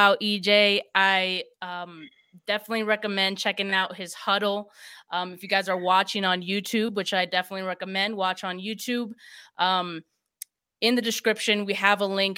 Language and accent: English; Bay Area, California, United States; I'm from the Bay Area